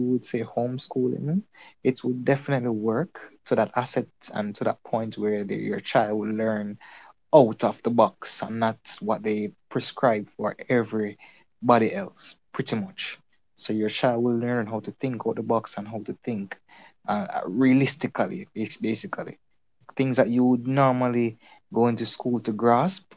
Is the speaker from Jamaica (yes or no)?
yes; Jamaica; I'm from Jamaica